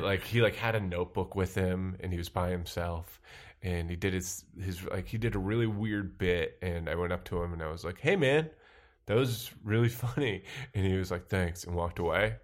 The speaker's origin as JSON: {"language": "English", "town": "Sandwich", "region": "Massachusetts", "country": "United States", "tie": "born or raised there", "also_born_or_lived": "New York", "moved": "as an adult", "said": "I'm from uh, a town called Sandwich, Massachusetts."}